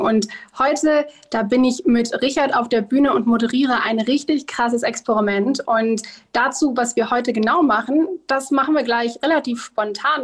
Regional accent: Duisburg, North Rhine-Westphalia, Germany; moved away as an adult; now in Bonn, Germany; geboren bin ich in Duisburg, aber aktuell, weil ich hier studiere, bin ich jetzt in der einzig wirklichen Hauptstadt für mich

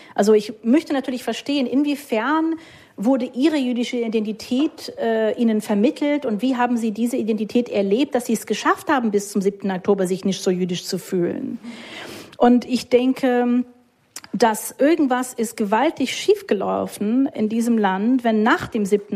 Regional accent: United States; German is a second language; moved away as an adult; also born or lived in Munich (family origin); now in Berlin, Germany; Ich bin Amerikanerin

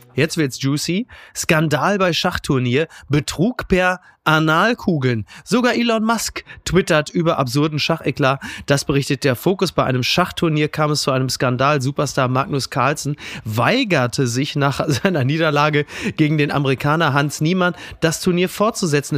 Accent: Kassel, Hesse, Germany; Ich komme aus Kassel Brauxel

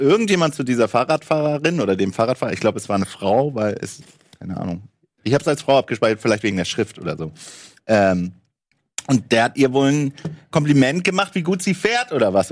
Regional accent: Hamburg, Germany; bei uns in Hamburg

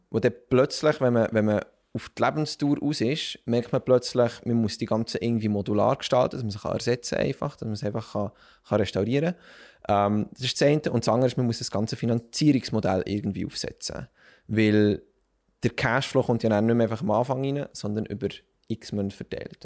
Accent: Bern, Switzerland; ich bin aufgewachsen und geboren in Bern

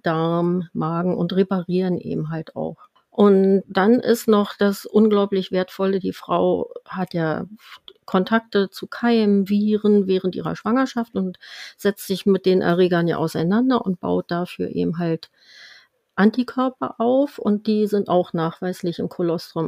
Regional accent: Germany; bei uns in Deutschland

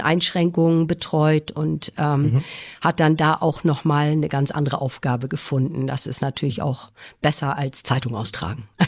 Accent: Schleswig-Holstein, Germany; moved away as an adult; also born or lived in Husum / Kiel; now in Jamaica; bin gebürtige Schleswig-Holsteinerin

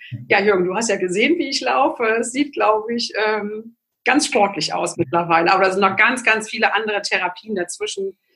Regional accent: Magdeburg, Saxony-Anhalt, Germany; born there; ich komme äh, gebürtig aus Magdeburg ähm, und zu einer Zeit, wo Glaube eher verboten, verpönt und nicht ähm, forciert wurde.

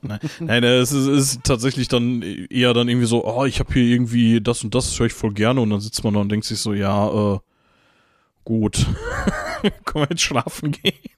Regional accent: Gelsenkirchen, North Rhine-Westphalia, Germany; ich komme aus Gelsenkirchen-Bur und nicht aus Gelsenkirchen-Bür

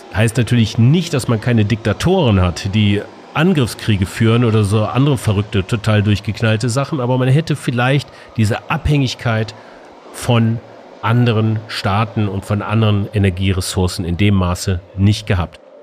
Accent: Munich, Bavaria, Germany; moved away; im schönen München in meiner alten Heimat

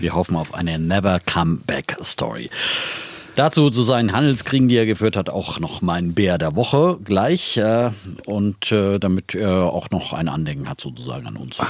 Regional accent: Franconia, Bavaria, Germany

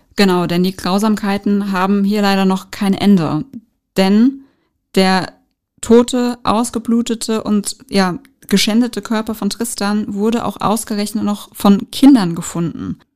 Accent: Frankfurt, Hesse, Germany; Frankfurt ist für mich so, ja, ich bin hier in der Regierung groß geworden

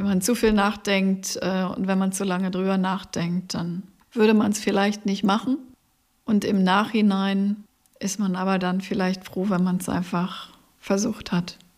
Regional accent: Potsdam, Brandenburg, Germany; moved away as an adult; also born or lived in West Germany; now in Eickelberg, Germany; Ich bin in Potsdam geboren. Ich bin auch in der Nähe von Potsdam aufgewachsen

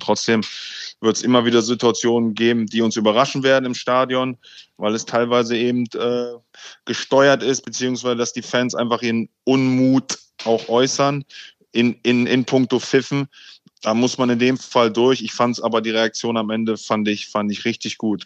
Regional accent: Hanover, Lower Saxony, Germany; moved away as an adult; now in London, United Kingdom; Ich bin ja in Hannover bei 96 damals ähm, wirklich äh, im Jugendbereich groß geworden

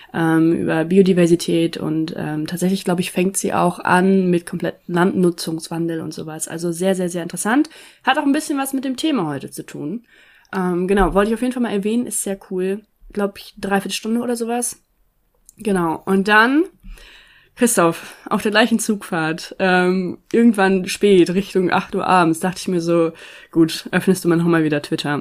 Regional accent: East Frisia, Lower Saxony, Germany; moved away; ich bin hier in Ostfriesland aufgewachsen

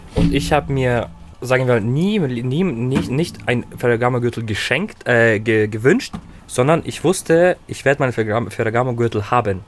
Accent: Herzogenaurach, Bavaria, Germany; also born or lived in Kazakhstan; wir kommen aus Herzogenaurach

